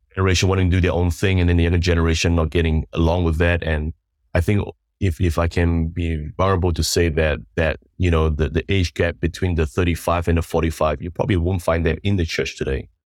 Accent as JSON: {"language": "English", "country": "New Zealand", "tie": "born or raised there", "also_born_or_lived": "Sandakan, Sabah, Malaysia", "moved": "as an adult", "lives_now": "Singapore", "said": "we moved to New Zealand when I was about maybe nine years old. And, uh, so I grew up in New Zealand for about twenty-plus"}